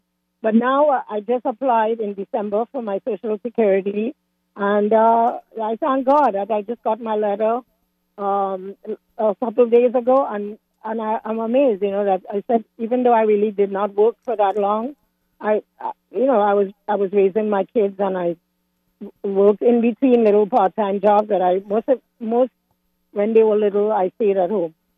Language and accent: English; Trinidad & Tobago; also born or lived in Washington area, United States; now in Washington, United States; originally I'm from Trinidad